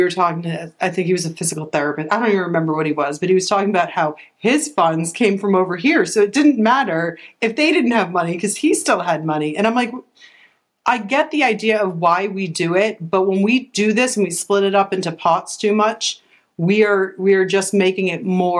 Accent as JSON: {"language": "English", "region": "Massachusetts", "country": "United States", "moved": "yes", "lives_now": "Florida, United States", "said": "we're originally from Massachusetts"}